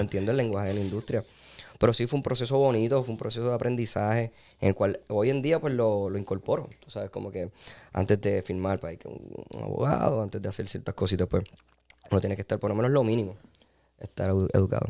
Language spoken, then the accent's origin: Spanish; Puerto Rico; Soy boricua